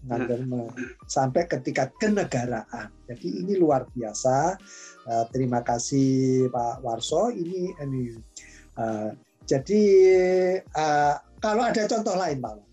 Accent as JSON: {"language": "Indonesian", "region": "Java", "country": "Indonesia", "said": "Ini saya sendiri walaupun saya sendiri itu orang Jawa ya"}